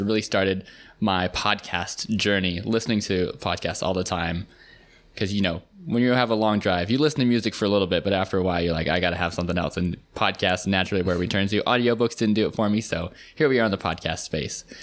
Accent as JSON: {"language": "English", "town": "Seattle", "region": "Washington", "country": "United States", "tie": "born or raised there", "also_born_or_lived": "Virginia / Harlem, New York City", "moved": "as an adult", "lives_now": "New York City, United States", "said": "I grew up in Seattle"}